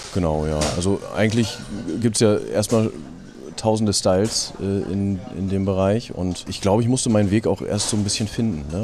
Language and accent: German; Braunschweig, Lower Saxony, Germany; ich äh, komme aus Braunschweig